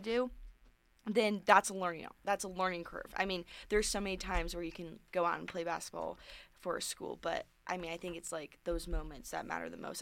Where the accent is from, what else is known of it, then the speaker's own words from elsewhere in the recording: Sacramento, California, United States; moved away as an adult; now in Reno, United States; that's my hometown. Sac, I'm from Sacramento